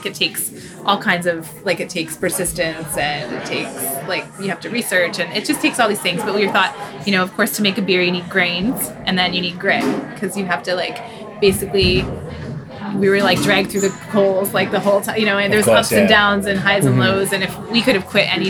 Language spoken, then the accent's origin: English; Burford, Ontario, Canada; moved away as an adult; also born or lived in Burlington; now in Dundas, Canada; We're both from this town. We met in high school